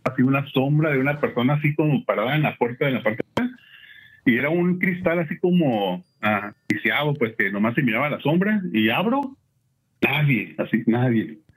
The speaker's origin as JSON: {"language": "Spanish", "town": "Yuriria", "region": "Guanajuato", "country": "Mexico", "also_born_or_lived": "León, Guanajuato", "moved": "yes", "lives_now": "Tijuana, Mexico", "said": "Yo soy de León, Guanajuato, de Yuriria, Guanajuato. Eh, vivo aquí en Tijuana"}